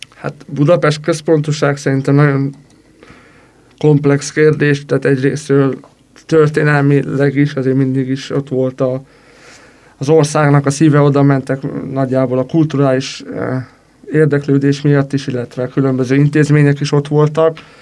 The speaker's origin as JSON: {"language": "Hungarian", "country": "Romania", "moved": "as an adult", "lives_now": "Hungary", "said": "aki egyik országból a másik országba költözött, úgymond emigrált, és valahova immigrált, mivel hogy Romániából származom"}